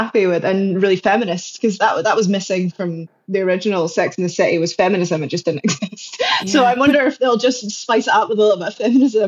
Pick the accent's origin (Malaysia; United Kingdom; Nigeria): United Kingdom